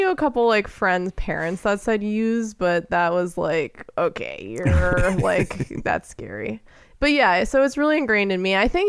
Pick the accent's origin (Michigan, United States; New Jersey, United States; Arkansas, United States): New Jersey, United States; I grew up in New Jersey.